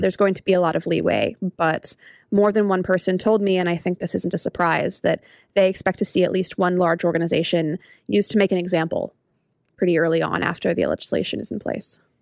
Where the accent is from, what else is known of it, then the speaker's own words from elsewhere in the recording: United States; as an American